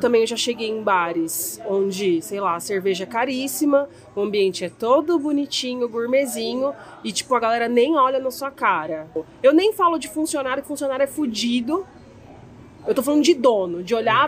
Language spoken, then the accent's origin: Portuguese; Santo André, São Paulo, Brazil; a gente é de Santo André